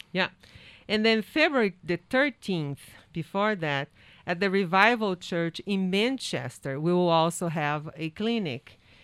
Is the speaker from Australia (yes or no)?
no; Brazil; English is a second language; moved away as an adult; now in New Hampshire, United States; I work and I study and work at the university that I graduated in Brazil, and I became a teacher there